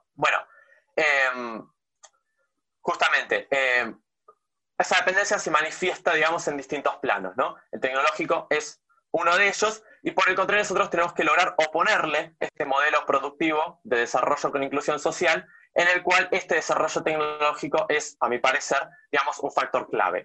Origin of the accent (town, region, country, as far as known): Argentina